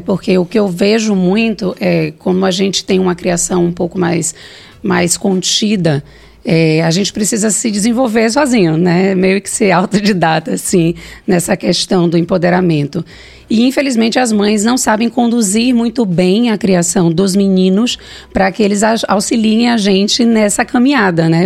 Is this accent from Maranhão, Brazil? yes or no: no; Salvador, Bahia, Brazil; Eu vim do Bonfim, não, né? Bonfim não, da Cidade Baixa, do Monte Serra, é, fui criada por dois professores